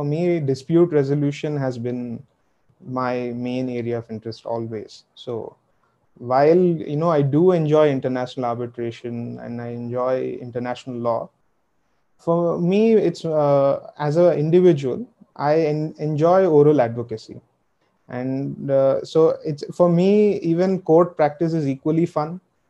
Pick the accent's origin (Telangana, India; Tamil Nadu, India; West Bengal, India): Telangana, India; Hyderabad; now in New Delhi, India; I'm from Hyderabad.